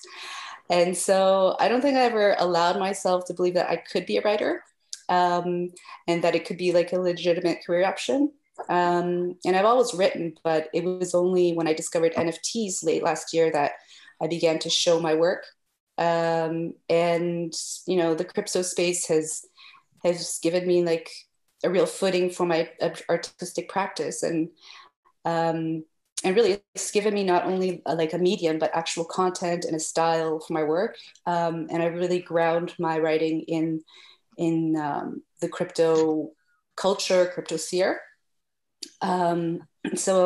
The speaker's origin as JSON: {"language": "English", "country": "Canada", "also_born_or_lived": "Geneva", "moved": "as an adult", "lives_now": "France", "said": "I'm Canadian, but I live in France"}